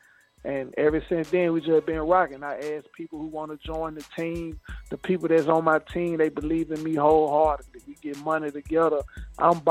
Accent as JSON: {"language": "English", "area": "Haywood County", "region": "West Tennessee", "country": "United States", "said": "I'm from West Tennessee, Haywood County"}